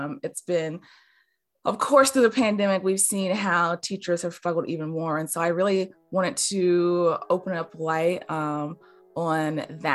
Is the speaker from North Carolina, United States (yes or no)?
yes; Greensboro, North Carolina, United States; I'm from Greensboro